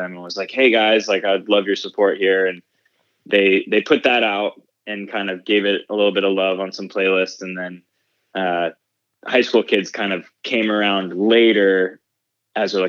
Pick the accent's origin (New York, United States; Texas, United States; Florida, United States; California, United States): Florida, United States; West Palm Beach; moved away as an adult; also born or lived in St. Augustine, Florida; now in Nashville, United States; I grew up in South Florida, West Palm Beach, went to an arts high school there